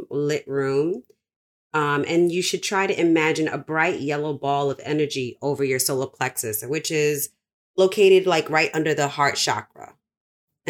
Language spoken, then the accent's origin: English; Jamaica; now in New York City, United States; I'm Jamaican